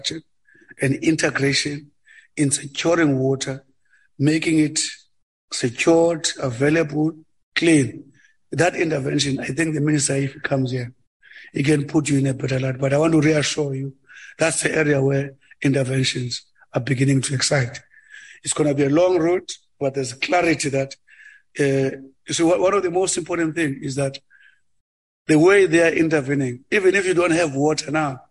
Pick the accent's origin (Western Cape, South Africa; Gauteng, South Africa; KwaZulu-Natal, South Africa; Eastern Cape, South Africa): Eastern Cape, South Africa; Ngcobo; I'm from in the Eastern Cape, where I was born in Ngcobo. I mean, sometimes my own rural town doesn't have water